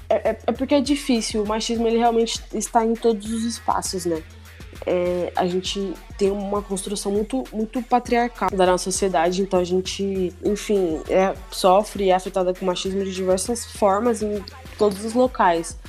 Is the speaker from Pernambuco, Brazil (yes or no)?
no; Osasco, São Paulo, Brazil; eu sou lá de Osasco. É, a minha infância inteira eu praticava muito esporte